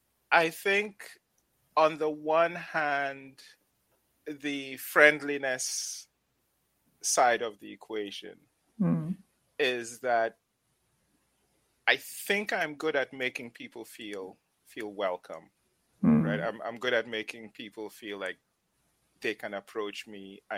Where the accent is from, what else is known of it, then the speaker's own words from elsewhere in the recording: Upper West, Ghana; also born or lived in Tamale; So I come from the Upper West region of Ghana, but my mom and dad met in the Northern region of Ghana. I was born in Tamale.